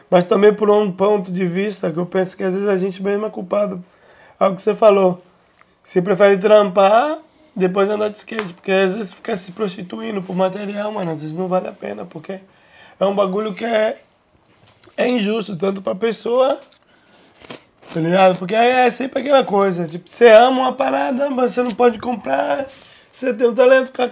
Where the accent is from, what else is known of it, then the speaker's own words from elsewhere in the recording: Santiago, Santiago Metropolitan Region, Chile; Eu sou de Santiago.